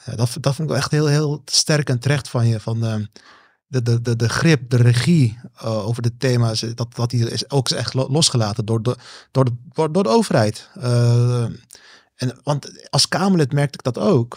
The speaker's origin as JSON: {"language": "Dutch", "country": "Netherlands", "said": "zijn we Nederlanders"}